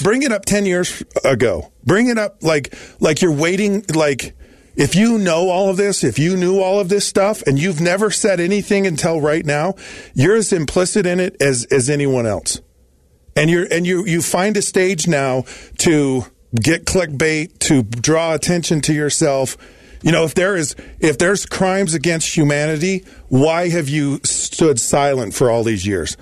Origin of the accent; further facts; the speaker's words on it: Utah, United States; I was born and raised in Utah